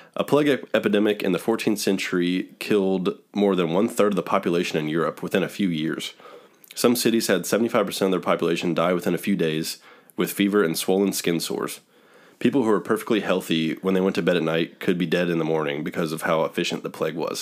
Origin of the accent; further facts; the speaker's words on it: Dayton, Ohio, United States; we're from Dayton, Ohio